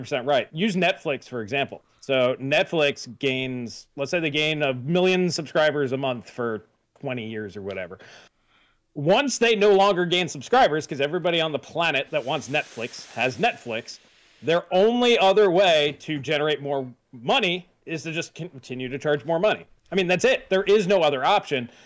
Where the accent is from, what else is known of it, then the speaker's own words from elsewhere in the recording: United States; I'm an American